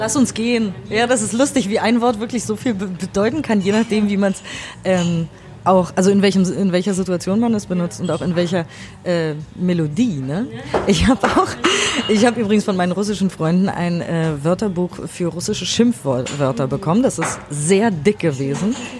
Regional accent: Germany; für mich als Deutsche

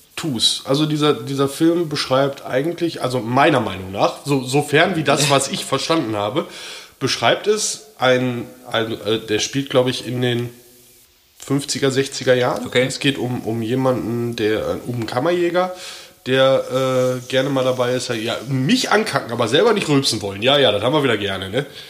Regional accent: Ruhr area, North Rhine-Westphalia, Germany; ich komme aus dem Ruhrpott

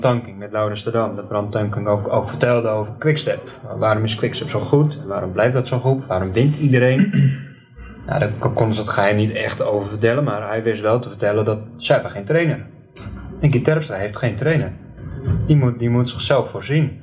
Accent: Netherlands; als Nederlander

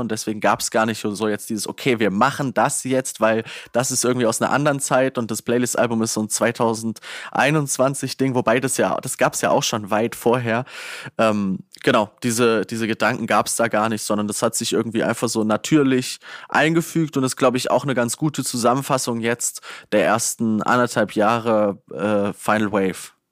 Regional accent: Northern Hesse, Germany; bei uns in Nordhessen

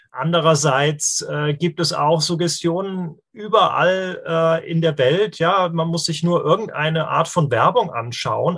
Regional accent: Darmstadt, Hesse, Germany; hier, äh, wo ich herkomme, in Darmstadt

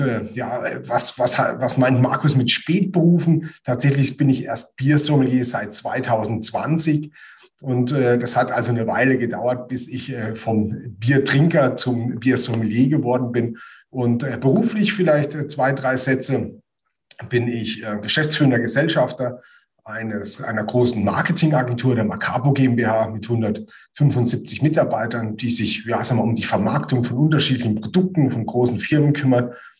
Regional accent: near Heidelberg, Kraichgau, Baden-Württemberg, Germany; moved away as an adult; now in Bamberg, Germany; Bin äh, aufgewachsen in der Nähe von Heidelberg im Kraichgau.

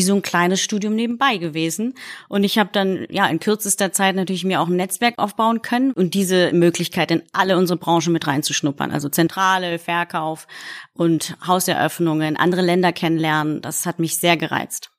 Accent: Berlin, Germany; also born or lived in Poznań, Poland; geboren in Polen, in der wunderschönen Stadt Posen, aufgewachsen in Deutschland

